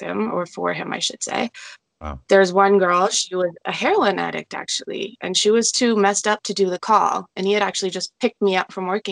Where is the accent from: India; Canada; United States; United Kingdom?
Canada; Toronto, Ontario; So I'm from Ontario, Canada, Toronto area.